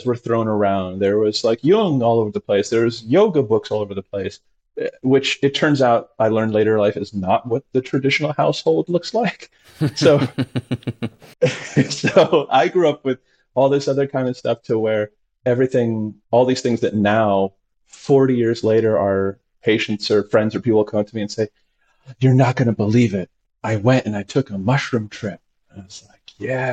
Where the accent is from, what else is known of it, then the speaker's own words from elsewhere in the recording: Saint Petersburg, Russia; now in Los Angeles, United States; I was born in Russia